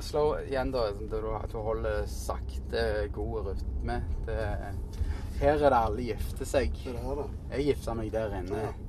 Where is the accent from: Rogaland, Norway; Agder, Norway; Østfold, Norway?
Rogaland, Norway; Stavanger; moved away as an adult; now in New York, United States; jeg var tenåring og bodde hjemme i Norge